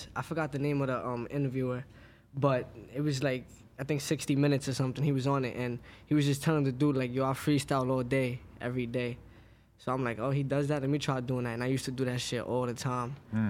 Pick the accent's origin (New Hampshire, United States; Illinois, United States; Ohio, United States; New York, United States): New York, United States; Brooklyn; Brooklyn, Crown Heights.